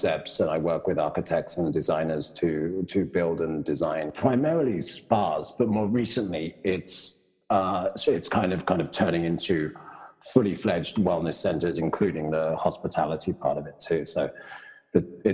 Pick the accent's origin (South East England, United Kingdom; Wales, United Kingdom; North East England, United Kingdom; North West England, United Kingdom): South East England, United Kingdom; Brighton; moved away as an adult; also born or lived in Los Angeles, United States / New York, United States / Munich, Germany; now in San Francisco, United States; I'm from Brighton, south of England. Went to school and university there.